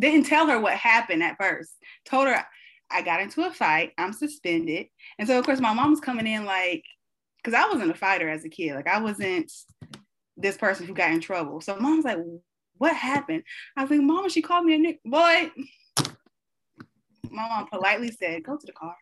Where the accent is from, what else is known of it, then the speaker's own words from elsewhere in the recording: Tennessee, United States; I grew up in Bumblefuck, Tennessee.